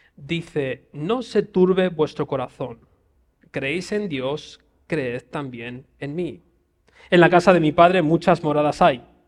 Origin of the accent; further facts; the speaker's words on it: Spain; voy allí como español